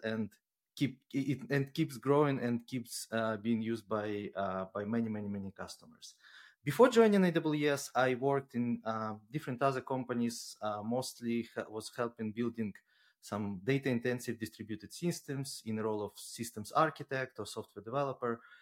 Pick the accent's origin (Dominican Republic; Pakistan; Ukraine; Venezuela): Ukraine; now in Luxembourg; I'm originally from Ukraine and, but at the moment based out of Luxembourg